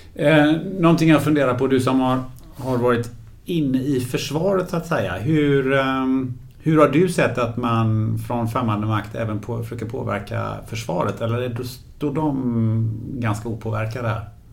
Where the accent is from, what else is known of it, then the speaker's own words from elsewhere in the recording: Gothenburg, Västra Götaland, Sweden; den stan där jag kommer från, från Göteborg